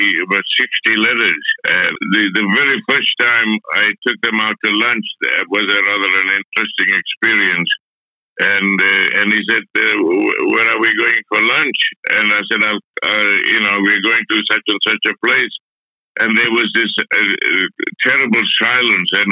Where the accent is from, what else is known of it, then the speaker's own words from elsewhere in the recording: Adelaide, South Australia, Australia; when I was growing up in Adelaide